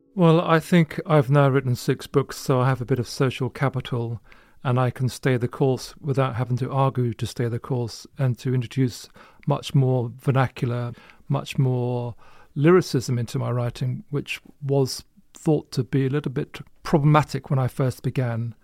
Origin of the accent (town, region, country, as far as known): Luton, East of England, United Kingdom; born or raised there